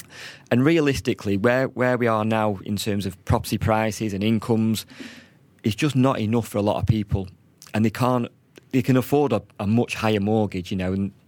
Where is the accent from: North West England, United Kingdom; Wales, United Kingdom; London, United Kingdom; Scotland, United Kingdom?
North West England, United Kingdom; Manchester; And I'm from Manchester.